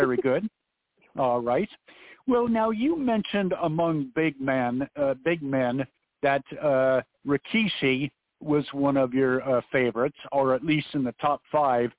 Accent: the Northwest, Pacific Northwest, United States; when I was a kid growing up in the Northwest

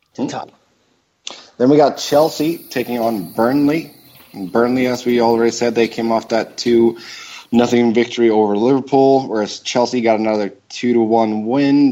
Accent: Gothenburg, Västra Götaland, Sweden; moved away; back in my hometown of Gothenburg

